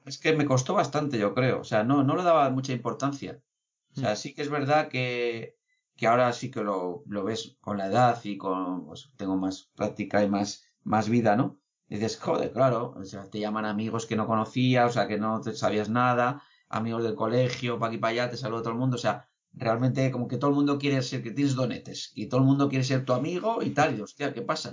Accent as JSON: {"language": "Spanish", "town": "Basauri", "region": "Basque Country", "country": "Spain", "said": "yo soy de Basauri"}